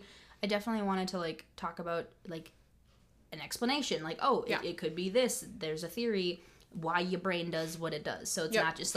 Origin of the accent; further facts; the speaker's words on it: United States; as an American